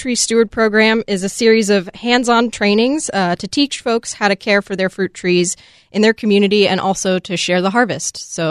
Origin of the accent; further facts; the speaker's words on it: Virginia, United States; now in Washington, United States; I did not grow up here. I grew up in Virginia.